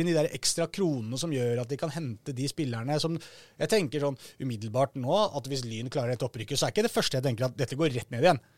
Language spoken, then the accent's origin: Norwegian; Oslo, Norway; jeg er fra Oslo